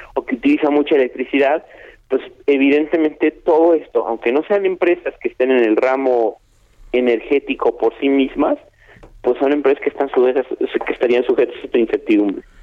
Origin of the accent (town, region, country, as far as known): Mexico